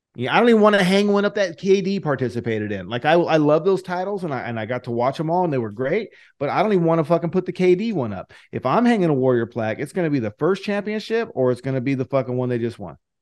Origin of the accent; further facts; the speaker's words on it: Fresno, California, United States; I'm from Fresno